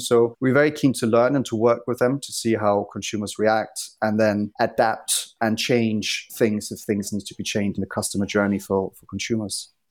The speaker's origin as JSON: {"language": "English", "town": "Copenhagen", "region": "Capital Region of Denmark", "country": "Denmark", "also_born_or_lived": "London", "moved": "as an adult", "said": "I'm originally from Copenhagen, but I moved to London when I was twenty"}